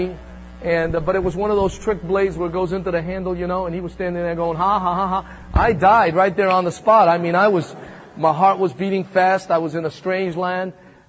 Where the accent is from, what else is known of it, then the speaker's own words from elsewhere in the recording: Manhattan, New York, United States; also born or lived in Thessaloniki, Greece; I came from Macedonia, Thessaloniki. You may have read the first and second book of Thessalonians. That's my hometown. That's where I was born. And then I came here when I was about 8 and grew up in the streets of Manhattan.